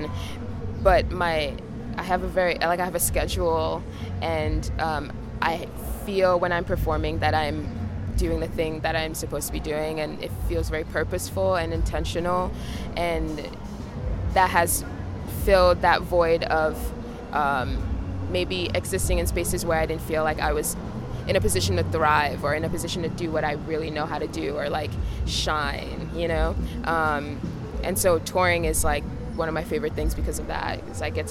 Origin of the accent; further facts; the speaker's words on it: New York, United States; as a New Yorker